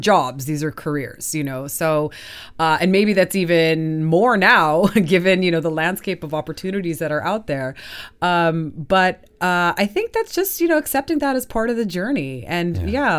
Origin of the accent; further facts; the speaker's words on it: Southern California, United States; moved away as an adult; also born or lived in Colombia; now in Stockholm, Sweden; from Colombia to Southern California